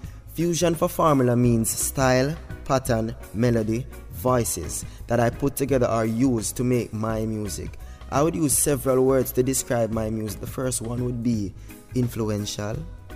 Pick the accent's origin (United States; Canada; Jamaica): Jamaica; Kingston; straight out of Kingston, Jamaica. I was born and raised in the Kingston 5 era Russell Road.